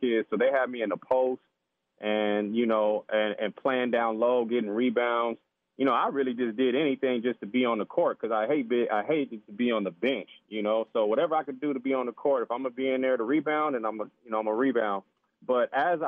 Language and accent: English; San Diego, California, United States; also born or lived in Washington; I grew up here in San Diego, California, Southern Cal